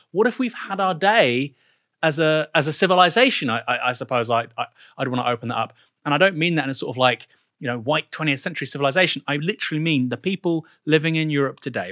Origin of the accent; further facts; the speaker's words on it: England, United Kingdom; I actually like think of myself as an English person